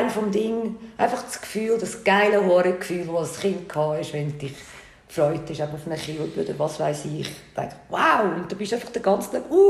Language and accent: German; Switzerland; Ich bin Schweiz.